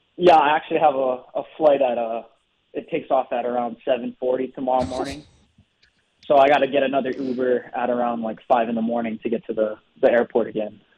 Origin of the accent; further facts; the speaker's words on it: Hawaii, United States; moved away as an adult; I was raised in Hawaii.